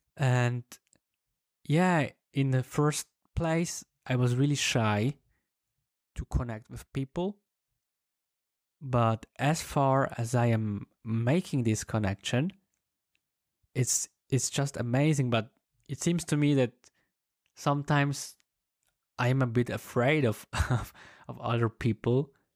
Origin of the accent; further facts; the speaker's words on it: German-speaking part of Switzerland, German-speaking Switzerland, Switzerland; English is a second language; I come from the German-speaking part of Switzerland.